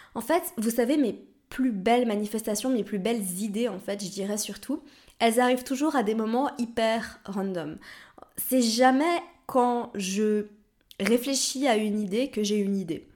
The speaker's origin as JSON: {"language": "French", "town": "Lausanne", "region": "Vaud", "country": "Switzerland", "tie": "born or raised there", "moved": "yes", "said": "j'ai grandi à Lausanne"}